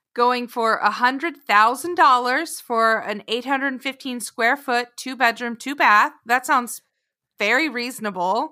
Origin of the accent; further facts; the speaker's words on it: Sterling, Oklahoma, United States; moved away; my hometown of Sterling, Oklahoma.